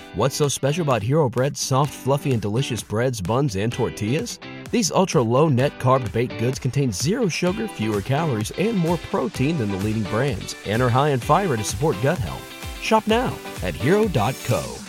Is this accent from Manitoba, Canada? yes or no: yes; Winnipeg, Manitoba, Canada; moved away; Born and raised in Winnipeg, 20 years there.